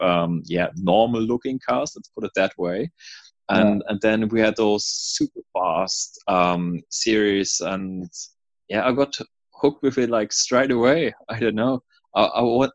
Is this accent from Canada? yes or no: no; Stralsund, Mecklenburg-Vorpommern, Germany; English is a second language; moved away as an adult; also born or lived in New Zealand; now in Sydney, Australia; Originally, I'm from Germany, Stralsund, in the northeast of Germany. I went to school there, studied around there